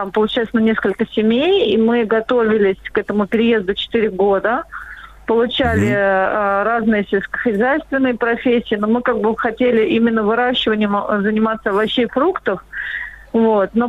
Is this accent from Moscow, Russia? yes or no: yes; Moscow, Russia; moved away as an adult; now in Tula Oblast, Russia; Мы вообще москвичи. Мы, мы вообще коренные москвичи. Мы переехали в деревню